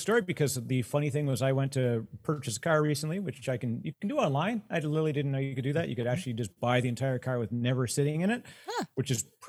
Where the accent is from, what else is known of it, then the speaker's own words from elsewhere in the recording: Canada; Oh, both as a Canadian